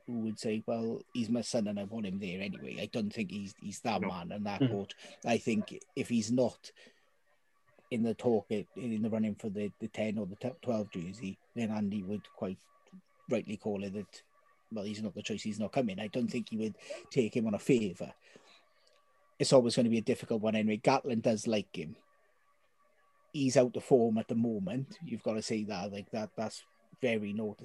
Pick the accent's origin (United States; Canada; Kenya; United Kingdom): United Kingdom; Wales; as a Welsh fan